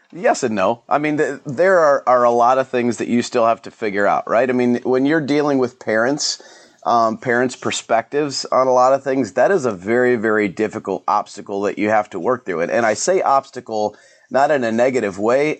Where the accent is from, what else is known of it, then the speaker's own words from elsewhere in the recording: Elyria, Ohio, United States; also born or lived in Lorain, Ohio; I grew up over in Elyria and Lorraine area